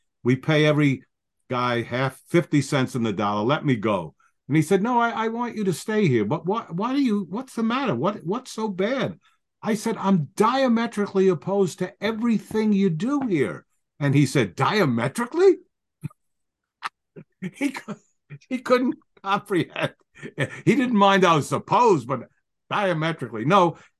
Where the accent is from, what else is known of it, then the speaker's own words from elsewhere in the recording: New York City, New York, United States; I was a kid from the Bronx.